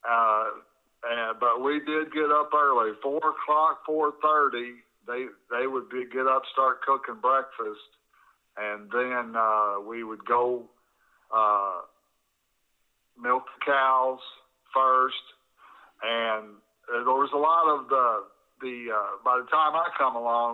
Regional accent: Evansville, Indiana, United States; also born or lived in Hopkinsville, Kentucky; I was born in Evansville, Indiana in 1951. I'm the only Indiana child in the family

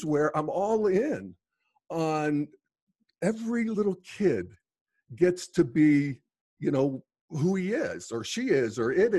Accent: United States; When I was a kid growing up in the Steel Valley, I was a little gay kid.

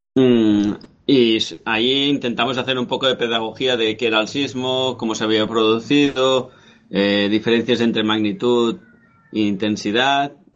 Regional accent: Spain; also born or lived in Catalonia; como español que somos

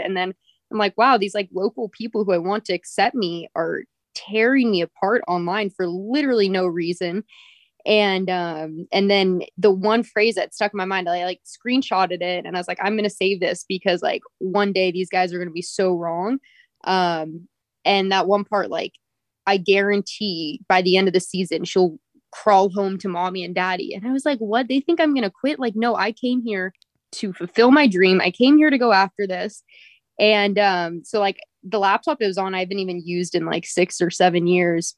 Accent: Redwood City, California, United States; also born or lived in Lake Tahoe, California; I was born and raised in Redwood City

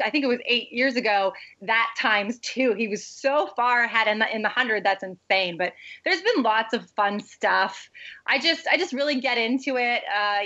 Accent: Canada; I'm Canadian

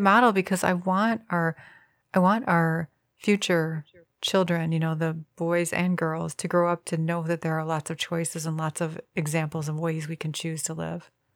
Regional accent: Midwest, United States; as a Midwesterner, we're very far removed from all movie making

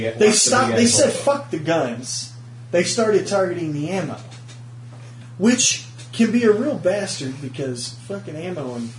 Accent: Texas, United States; I'm a Texan, damn it.

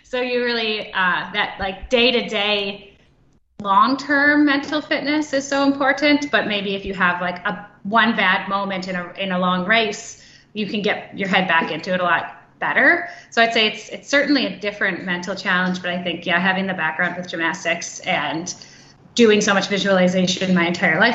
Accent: Minnesota, United States; I am from Minnesota

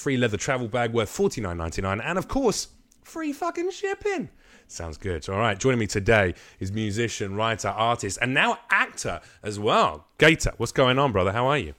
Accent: London, United Kingdom; in London where I grew up on the Estates around where I was

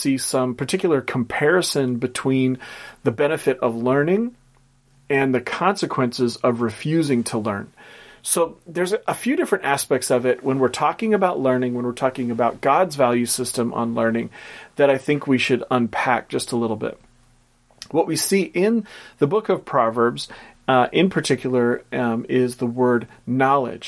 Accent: Portland, Oregon, United States; which is a company from my hometown, Portland, Oregon

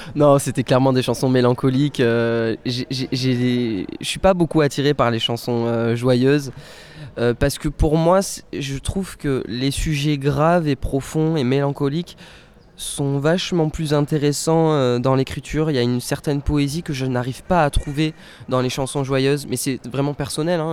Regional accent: Bordeaux, Nouvelle-Aquitaine, France; Je suis né à Bordeaux, je vis à Bordeaux, j'ai pas quitté Bordeaux

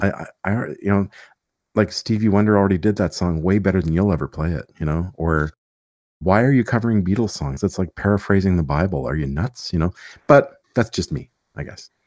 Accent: Montreal, Quebec, Canada; I grew up in Montreal, so it was a pretty cool place to grow up

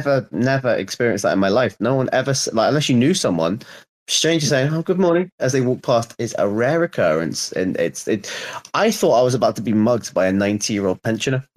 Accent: London, United Kingdom; moved away as an adult; now in Liverpool, United Kingdom; I'm from London

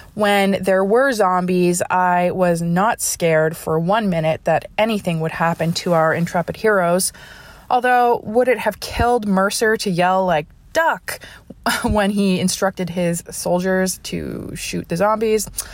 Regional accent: Ontario, Canada; now in Nova Scotia, Canada; although I grew up in Ontario

